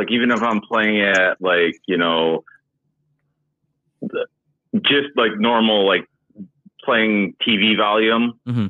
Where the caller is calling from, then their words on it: Madison, Wisconsin, United States; I'm from Madison, Wisconsin.